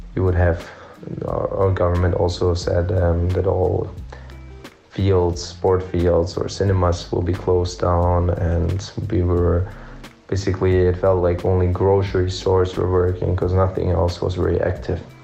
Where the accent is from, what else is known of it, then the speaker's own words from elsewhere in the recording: Stuttgart, Baden-Württemberg, Germany; moved away as an adult; now in Belgrade, Serbia; I'm from Stuttgart, Germany